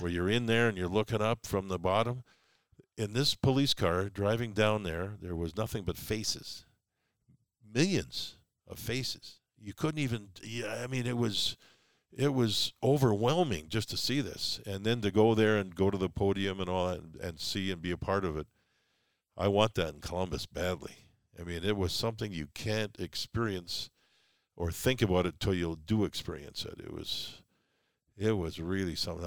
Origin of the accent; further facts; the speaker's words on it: Calgary, Alberta, Canada; moved away; also born or lived in New York; growing up in Calgary, there's those seasons